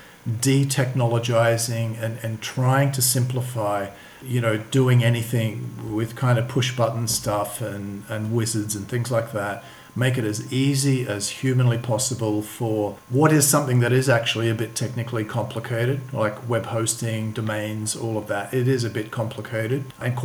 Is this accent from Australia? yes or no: yes; Australia; moved away as an adult; also born or lived in London / Sydney; now in Sofia, Bulgaria; I'm from Australia.